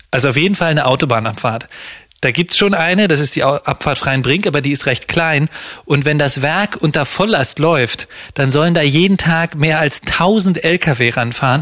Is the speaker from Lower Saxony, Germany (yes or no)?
yes; Lower Saxony, Germany; Da, wo ich herkomme, in Niedersachsen